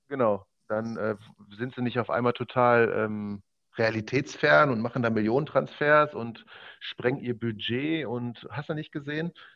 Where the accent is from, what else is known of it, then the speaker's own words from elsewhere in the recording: Oberhausen, North Rhine-Westphalia, Germany; now in Mülheim, Germany; geboren, aufgewachsen in Oberhausen und wohne jetzt seit äh, Mitte Juni in Mülheim